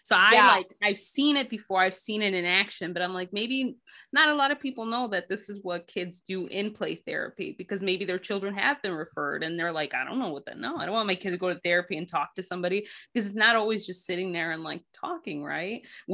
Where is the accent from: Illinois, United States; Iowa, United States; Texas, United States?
Illinois, United States; Chicago; we're from Chicago.